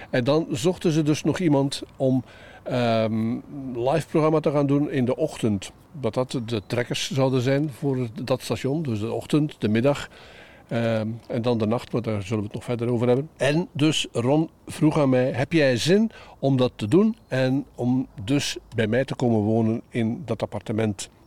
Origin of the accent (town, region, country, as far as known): Katwijk, South Holland, Netherlands